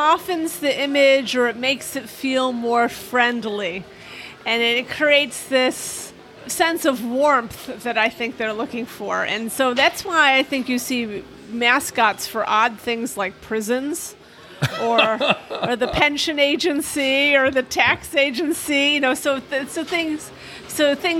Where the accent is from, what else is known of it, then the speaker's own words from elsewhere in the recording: Chicago, Illinois, United States; moved away; I grew up near Chicago